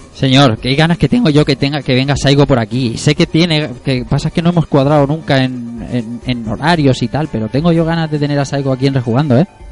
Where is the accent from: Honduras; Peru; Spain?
Spain; Elche, Valencian Community; todos los que vemos aquí somos de Elche, los cuatro